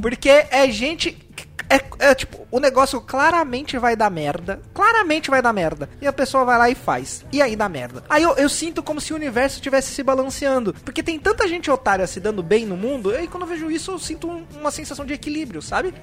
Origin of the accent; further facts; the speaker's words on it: Brazil; a gente sendo brasileiro